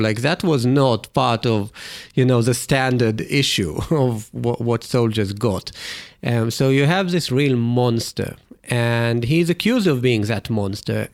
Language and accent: English; Israel; me growing up in Israel